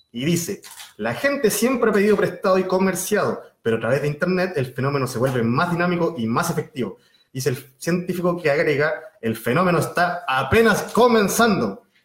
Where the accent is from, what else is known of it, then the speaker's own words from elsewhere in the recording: Viña del Mar, Valparaíso, Chile; Yo soy de Viña del Mar, pero digo que soy de Valparaíso